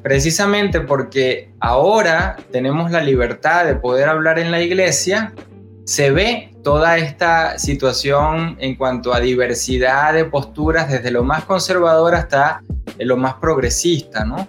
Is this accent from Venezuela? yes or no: yes; Venezuela; yo soy laico, venezolano, teólogo